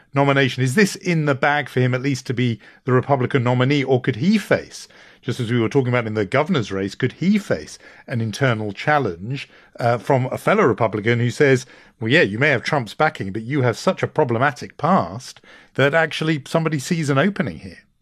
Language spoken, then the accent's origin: English; United Kingdom; accent: British; my British accent